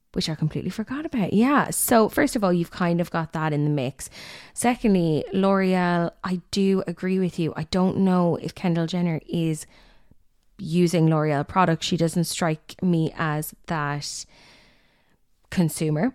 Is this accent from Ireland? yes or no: yes; Limerick, Munster, Ireland; I'm from Limerick